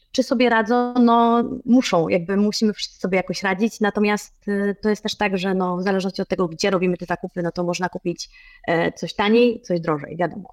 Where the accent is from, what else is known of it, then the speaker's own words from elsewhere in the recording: Poland; now in Cyprus; jestem z Polski